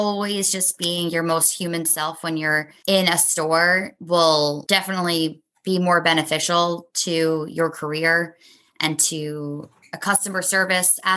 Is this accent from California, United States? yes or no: no; New York City, New York, United States; growing up in Brooklyn, Manhattan's our backyard.